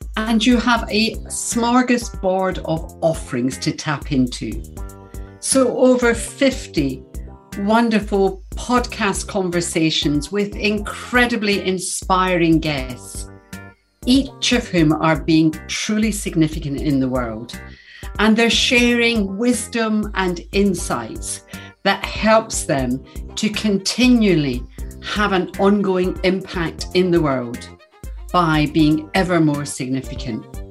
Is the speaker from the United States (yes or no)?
no; Glasgow, Scotland, United Kingdom; I'm from Glasgow